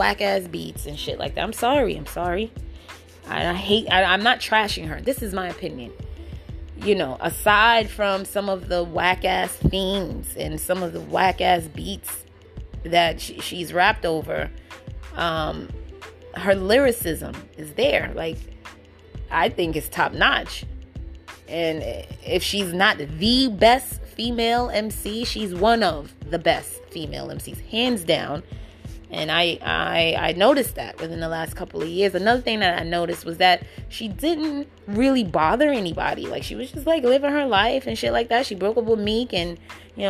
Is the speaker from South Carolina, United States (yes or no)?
no; New York City, New York, United States; I'm from the Bronx.